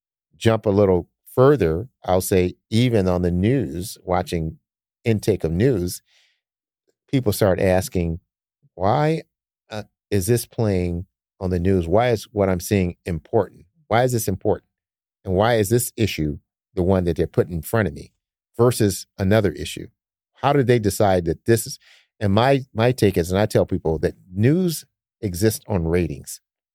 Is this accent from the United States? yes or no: yes; Detroit, Michigan, United States; Like growing up in Detroit, we didn't have a lot of money either.